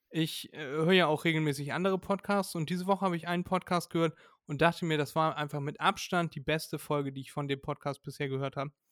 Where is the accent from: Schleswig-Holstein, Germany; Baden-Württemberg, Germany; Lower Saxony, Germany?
Schleswig-Holstein, Germany; Elmshorn; wissen viele gar nicht, wir kommen aus Norddeutschland